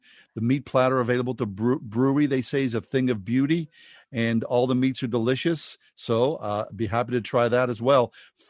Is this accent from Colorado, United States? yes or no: no; Pittsburgh, Pennsylvania, United States; Now, growing up in Pittsburgh